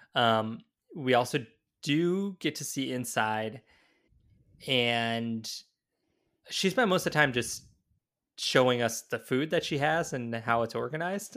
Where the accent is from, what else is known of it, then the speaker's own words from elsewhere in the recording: the South, United States; now in Minnesota, United States; growing up in the South